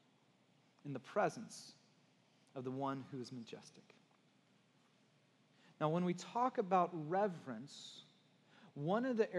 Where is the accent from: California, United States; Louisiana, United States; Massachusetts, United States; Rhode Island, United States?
California, United States; Santa Cruz; growing up in Santa Cruz and surfing